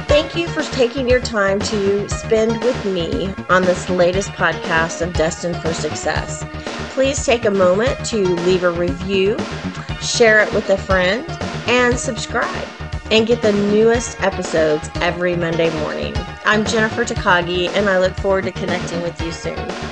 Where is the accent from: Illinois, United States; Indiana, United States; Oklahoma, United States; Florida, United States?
Oklahoma, United States; I was born and raised in Oklahoma.